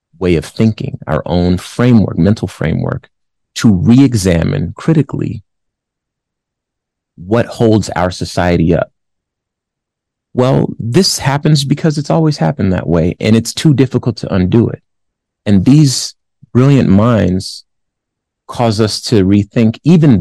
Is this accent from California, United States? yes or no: yes; California, United States; And my family's from California. I'm from California.